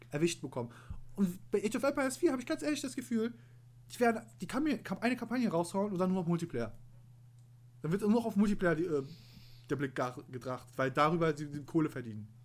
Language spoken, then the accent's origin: German; Turkey; Oh, er hat mein BMW M3 als Türke bin ich sehr betroffen übrigens.